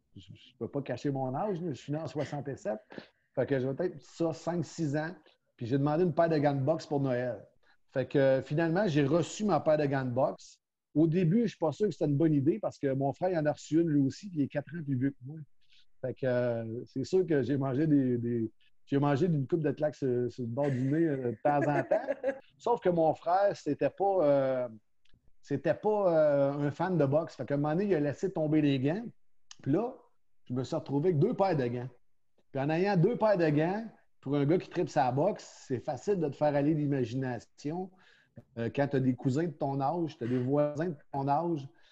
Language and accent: French; Montreal, Quebec, Canada; also born or lived in Drummondville; On est redéménagé à Montréal quand je suis arrivé en seconde à 4. Euh, j'ai retourné dans mon patelin à l'école Lucien Paget à Montréal